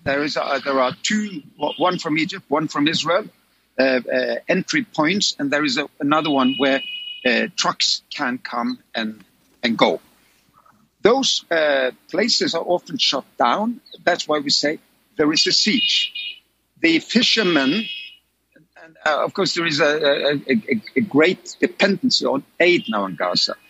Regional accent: Oslo, Norway; my hometown of Oslo in Norway

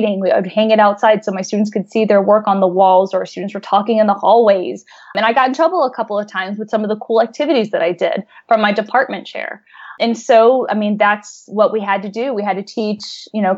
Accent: Texas, United States; I grew up in Texas.

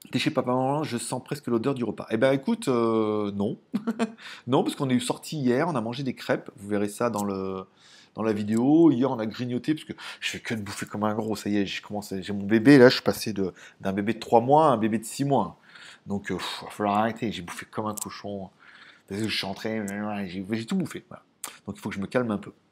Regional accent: Lyon, Auvergne-Rhône-Alpes, France; born there; Ouais, je sais, je sais, je suis né à Lyon, je suis né au Tonkin. Je connais bien Lyon.

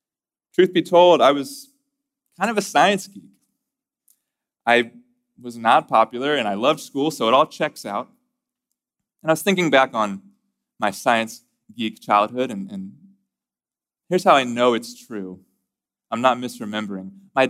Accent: Corpus Christi, Texas, United States; And I grew up in the Methodist Church. I grew up in Corpus Christi, Texas, at a little Methodist church called Asbury United Methodist Church.

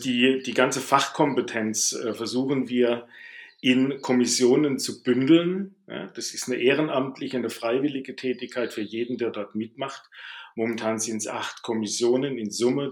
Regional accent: Baden-Württemberg, Germany; accent: Baden dialect; now in Bavaria, Germany; am Dialekt mag man es hören. Ich bin ein Badener, der allerdings in Bayern lebt.

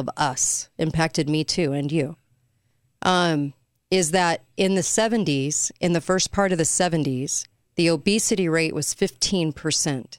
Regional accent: California, United States; I grew up in California.

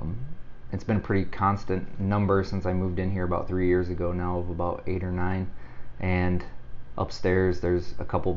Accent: Missouri, United States; moved away as an adult; also born or lived in Vermillion, South Dakota / Sioux Falls, South Dakota; now in Omaha, United States; I'm a transplant. I'm originally from Missouri

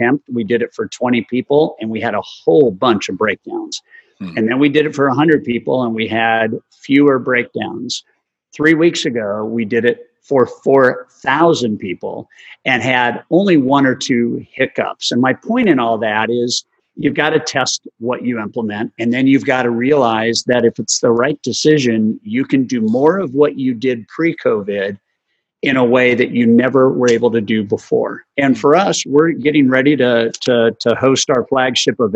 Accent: La Jolla, California, United States; growing up in La Jolla, California

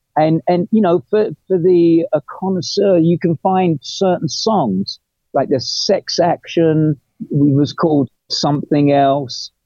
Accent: England, United Kingdom; moved away as an adult; also born or lived in London; I'm English

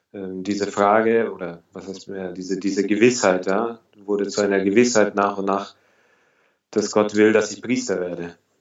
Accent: Augsburg, Bavaria, Germany; moved away as an adult; now in Berlin, Germany; Ich komme aus Augsburg. Ich bin 29 Jahre alt. Ich bin seit 2010 in Berlin

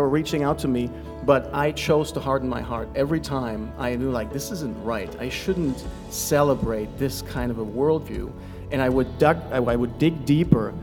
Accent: close to Frankfurt, Hesse, Germany; moved away as an adult; I grew up in Germany. I moved here 6 years ago with my wife and two kids at the time.

